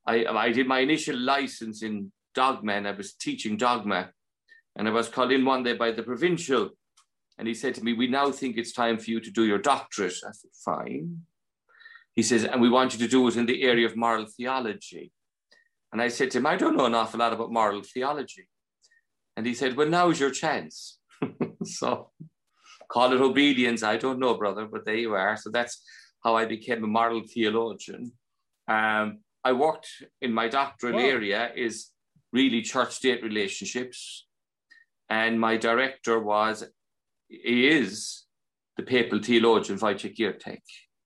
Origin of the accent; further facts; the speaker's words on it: Ireland; I'm an Irish Dominican. I've been, 33 years a priest this year.